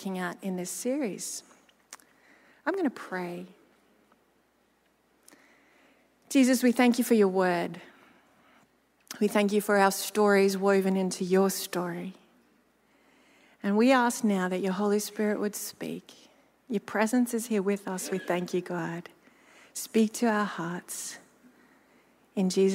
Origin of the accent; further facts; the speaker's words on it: Gympie, Queensland, Australia; moved away; my hometown of Gympie